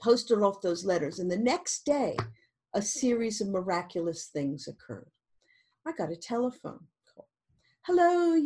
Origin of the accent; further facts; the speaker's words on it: New York, United States; moved away as an adult; also born or lived in Montreal, Canada; now in London, United Kingdom; I was born in New York